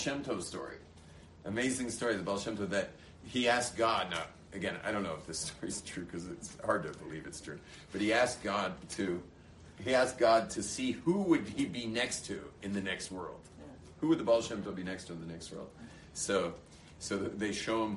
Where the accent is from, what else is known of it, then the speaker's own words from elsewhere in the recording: Los Angeles, California, United States; now in Israel; The same exact security that I enjoyed growing up in California, which to me, having grown up